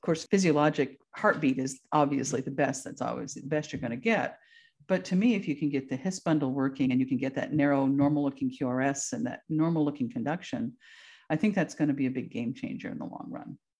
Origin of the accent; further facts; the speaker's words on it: Vermont, United States; moved away as an adult; also born or lived in Texas; now in Alaska, United States; I am from Vermont originally